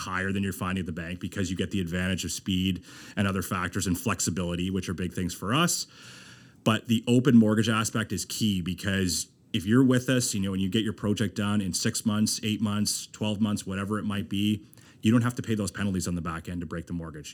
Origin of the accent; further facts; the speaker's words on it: Moncton, New Brunswick, Canada; moved away as an adult; also born or lived in Halifax / Fredericton / Ontario; I was born in Halifax, grew up in Moncton